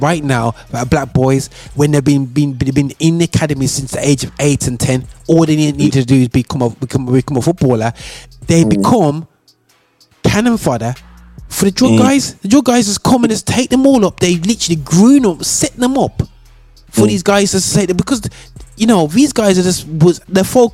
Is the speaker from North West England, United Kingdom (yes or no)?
no; Birmingham, West Midlands, United Kingdom; I grew up in Great Barr, but all I was in Handsworth every week playing football